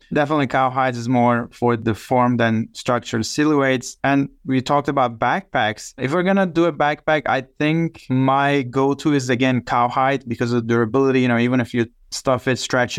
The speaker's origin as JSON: {"language": "English", "town": "Biga", "region": "Çanakkale", "country": "Turkey", "tie": "born or raised there", "also_born_or_lived": "Istanbul / Turkmenistan / Armenia / Chicago", "second_language": "English", "moved": "as an adult", "lives_now": "United States", "said": "Çanakkale is my hometown, which is the ancient Troy region in the northwest coast"}